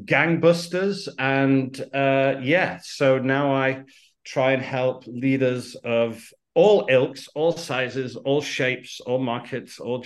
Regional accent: United Kingdom; Out of the UK, you could probably tell by the accent

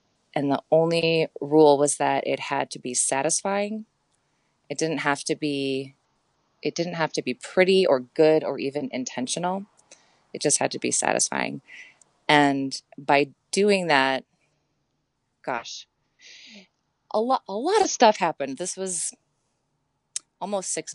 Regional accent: Ann Arbor, Michigan, United States; I grew up in Ann Arbor in the Midwest

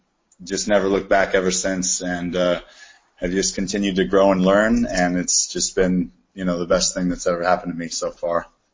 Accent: Manhattan Beach, California, United States; And growing up in Manhattan Beach

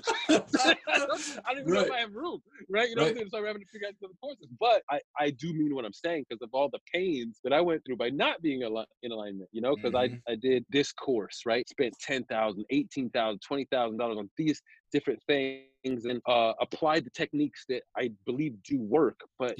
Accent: Germany; And at the time, I grew up military and in Germany and stuff.

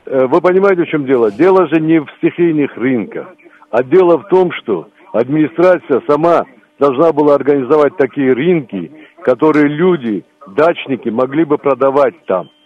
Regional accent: Abkhazia, Georgia; now in Krasnoyarsk, Russia; Я сам из Абхазии

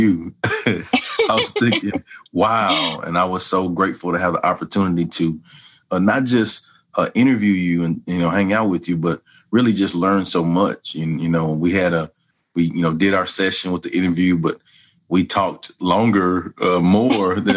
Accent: Hearne, Texas, United States; also born or lived in Dallas, Texas; I was born in Dallas, Texas. My parents separated when I was 5 years old. We moved to my mother's hometown of Hearne, Texas, which is close to Texas A&M University.

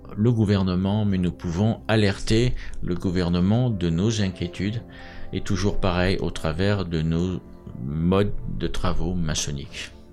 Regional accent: France; je vais parler en tant que Français

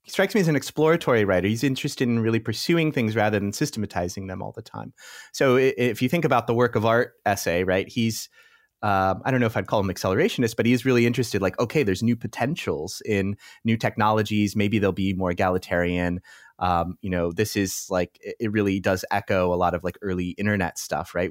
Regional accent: United States; moved away as an adult; now in Europe; I'm American, so, uh, often my reference points come from the U S, uh, although since I've moved to Europe

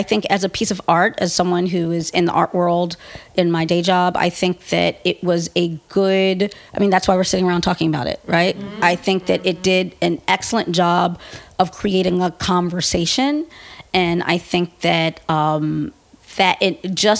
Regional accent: United States; me being female and me being black American are just so integral to who I am

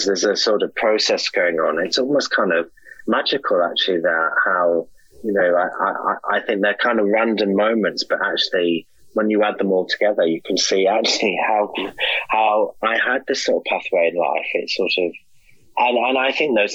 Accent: Hartlepool, North East England, United Kingdom; I'm from a little small town in that area called Hartlepool, which is a sort of old fishing town.

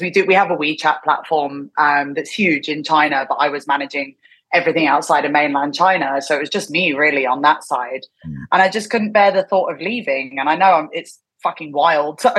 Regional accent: London, United Kingdom; moved away as an adult; also born or lived in Thailand / Korea / Hong Kong; now in Tokyo, Japan; I'm from London originally, and I didn't get in touch with the scene when I was living there, because I left the UK at 22.

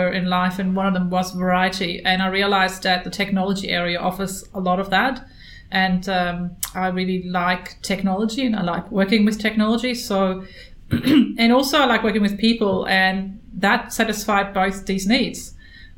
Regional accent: Germany; moved away as an adult; now in Australia; I'm from Germany

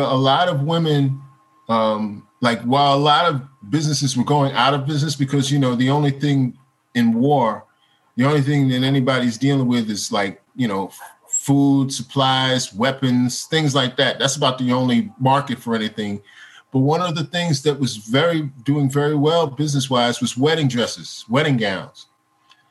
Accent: United States; as an American

